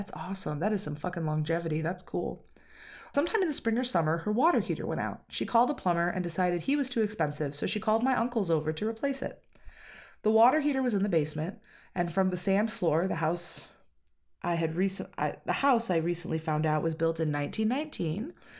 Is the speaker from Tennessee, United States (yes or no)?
yes; Tennessee, United States; I grew up in West Tennessee, which is my favorite state.